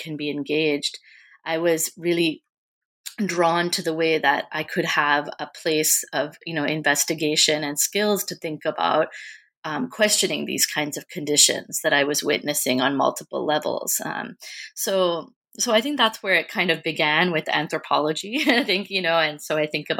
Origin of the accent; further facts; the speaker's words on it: United States; as a Sri Lankan American, and growing up in the United States